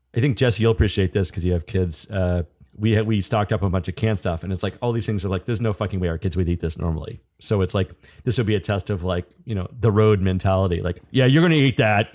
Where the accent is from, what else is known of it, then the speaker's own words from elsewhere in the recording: Atlanta, Georgia, United States; moved away; I'm from Atlanta